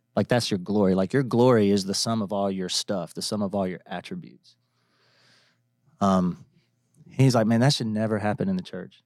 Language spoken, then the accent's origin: English; Atlanta, Georgia, United States; now in Nashville, United States; growing up in Atlanta